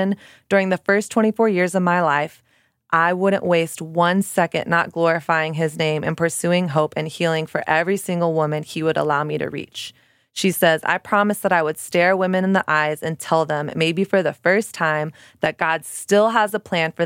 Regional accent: Dallas, Texas, United States; also born or lived in Houston; now in Brooklyn, United States; I'm from Texas as well. I'm a Texas girl. I'm from Dallas

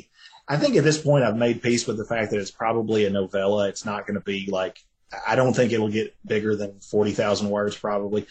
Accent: Tennessee, United States; I'm from Tennessee

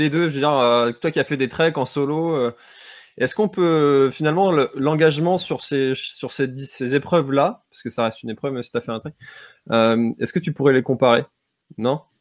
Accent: Brittany, France; nous on se fait souvent charrier en tant que breton avec la pluie

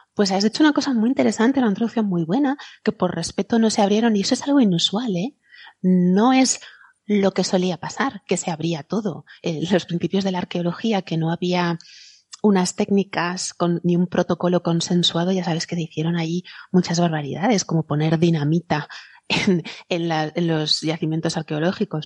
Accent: near Villajoyosa, Valencian Community, Spain; de Villajoyosa, aquí cerca de mi tierra

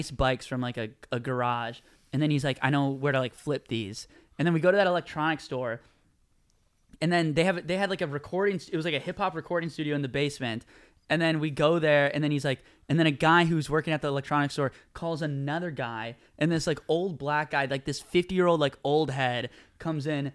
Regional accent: Minneapolis, Minnesota, United States; I'm from Minneapolis. I'm from Minneapolis

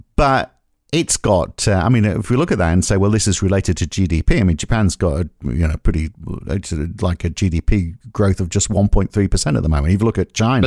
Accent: North East England, United Kingdom; I grew up in the Northeast England

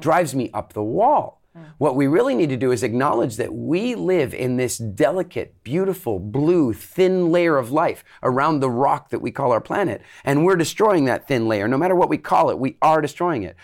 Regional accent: Canada; also born or lived in England; now in Dominican Republic; I grew up in Canada

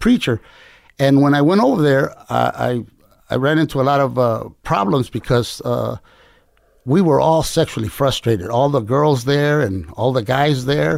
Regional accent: Compton, California, United States; also born or lived in Culiacan, Sinaloa, Mexico / Fresno, California; in Compton, really, but my parents were migrant farm workers

